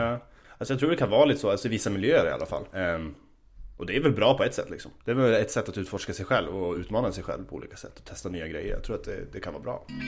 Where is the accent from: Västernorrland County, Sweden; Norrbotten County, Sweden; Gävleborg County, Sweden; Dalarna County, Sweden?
Gävleborg County, Sweden; Gävle; moved away as an adult; also born or lived in Stockholm; now in Uppsala, Sweden; Jag kommer ursprungligen från, eh, från Gävle. Ehm, och eh, ja, växte upp där.